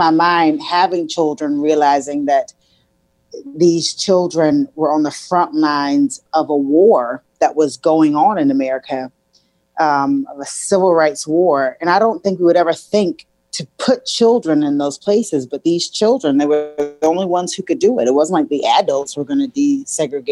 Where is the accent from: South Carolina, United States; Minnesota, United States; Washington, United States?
South Carolina, United States; Columbia; I was born and raised in Columbia, South Carolina